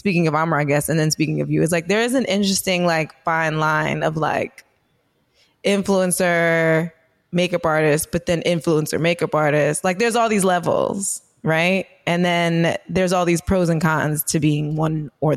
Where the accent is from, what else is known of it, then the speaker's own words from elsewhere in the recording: New York, United States; I'm born and raised in New York